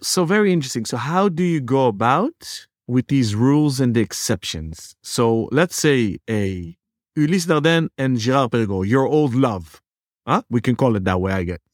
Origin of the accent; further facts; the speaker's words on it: Netherlands; growing up in the Netherlands